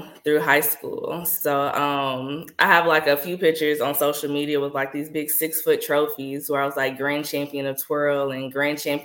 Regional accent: Nashville, Tennessee, United States; moved away as an adult; also born or lived in Jackson, Mississippi; I'm from Nashville.

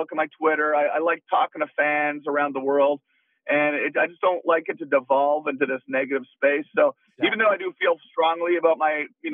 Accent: Canada; I'm Canadian.

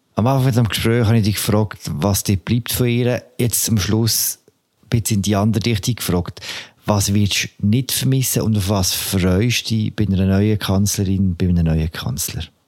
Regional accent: Switzerland; bei uns in der Schweiz

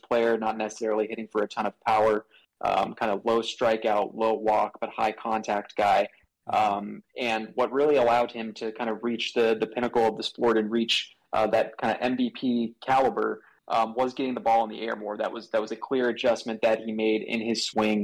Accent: Southern California, United States; moved away as an adult; now in Washington, D.C., United States; I'm originally from Southern California

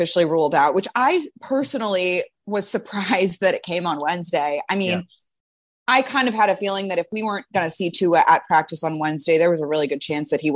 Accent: Midwest, United States; also born or lived in Michigan / Rhode Island; now in Miami, United States; I'm from the Midwest

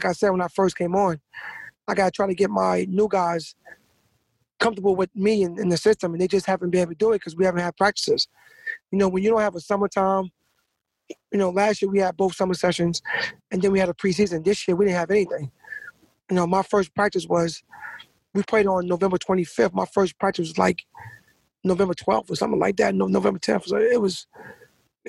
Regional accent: New York, United States

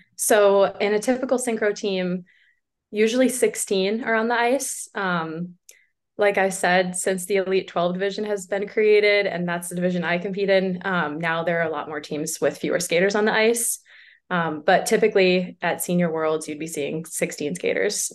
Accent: Boston, Massachusetts, United States; I'm from Boston, Massachusetts, or sort of around Boston

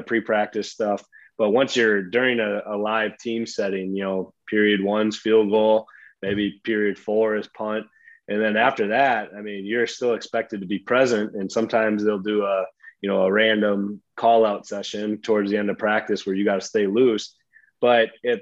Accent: Midwest, United States; growing up in the Midwest

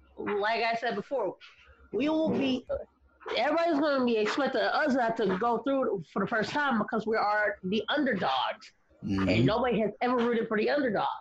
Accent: Franklin, United States; born or raised there

